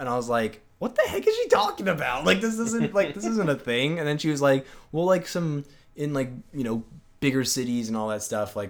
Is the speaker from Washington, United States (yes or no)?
yes; Washington, United States; So like I'm from Washington. So I kind of know like when it will start snowing.